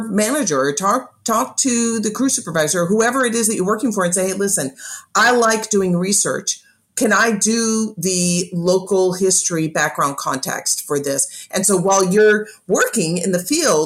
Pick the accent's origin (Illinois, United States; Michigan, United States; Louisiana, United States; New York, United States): Illinois, United States; Chicago; moved away as an adult; where I grew up in Chicago